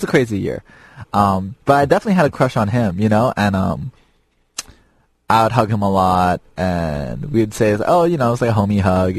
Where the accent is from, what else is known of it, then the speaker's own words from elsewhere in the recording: Chicago, Illinois, United States; moved away; I was raised in Little Italy, Chicago for a while.